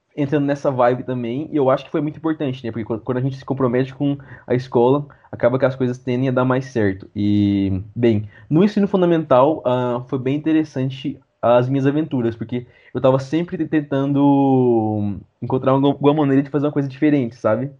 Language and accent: Portuguese; Goiânia, Goiás, Brazil; Minha infância, nasci, cresci e vivo desde então no mesmo bairro em Goiânia